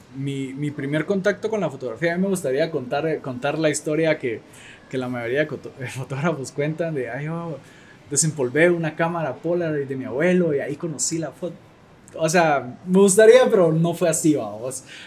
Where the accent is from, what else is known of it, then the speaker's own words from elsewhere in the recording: Guatemala; soy fotógrafo guatemalteco.